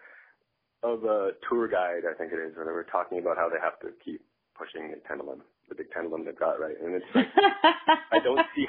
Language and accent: English; Northern Ontario, Canada; I was raised in Northern Ontario